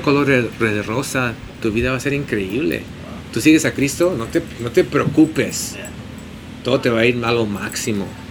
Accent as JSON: {"language": "Spanish", "town": "San Diego", "region": "California", "country": "United States", "tie": "born or raised there", "moved": "as an adult", "lives_now": "Los Angeles, United States", "said": "nací en San Diego, de, mi mamá es de Tijuana"}